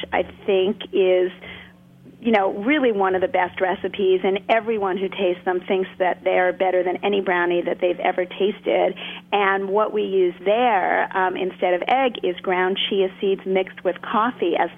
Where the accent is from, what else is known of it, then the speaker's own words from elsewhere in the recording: New York City, New York, United States; I grew up in Brooklyn. I was born in Brooklyn, and I grew up on TV dinners